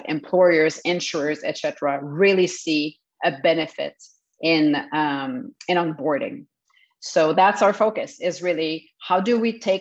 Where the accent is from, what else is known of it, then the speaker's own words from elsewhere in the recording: Montreal, Quebec, Canada; English is a second language; moved away as an adult; also born or lived in Kelowna, British Columbia; now in Montreal, Canada; I was raised in Montreal, so I'm definitely French Canadian.